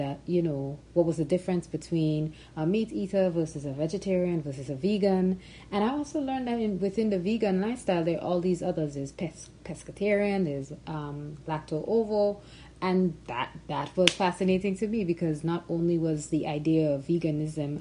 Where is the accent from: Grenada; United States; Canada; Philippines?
Grenada; I was born and raised in Grenada